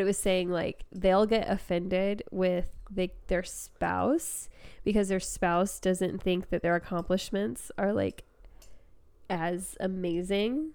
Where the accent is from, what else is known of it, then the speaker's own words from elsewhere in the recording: United States; being American